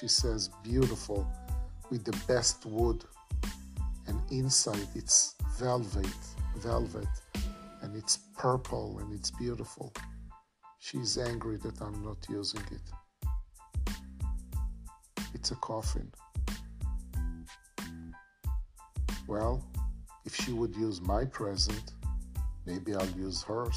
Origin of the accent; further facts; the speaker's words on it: Israel; now in Florida, United States; I live in Florida. I was born in Israel